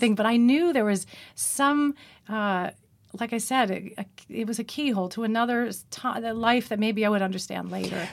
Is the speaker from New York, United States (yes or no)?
yes; Long Island, New York, United States; accent: Long Island; also born or lived in Manhasset; I was from Long Island